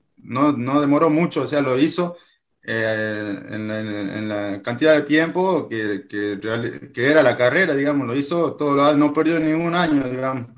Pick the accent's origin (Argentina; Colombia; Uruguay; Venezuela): Argentina; Jujuy; soy de Argentina, tengo 34 años, eh, actualmente tengo mi, trabajo tradicional, soy policía, policía de la provincia de Jujuy, en Argentina